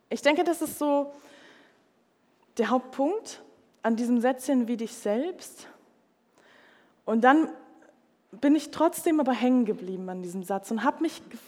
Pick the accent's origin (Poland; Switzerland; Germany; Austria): Germany; Munich, Bavaria; ich komme aus München, ich bin eigentlich Städte irgendwie gewohnt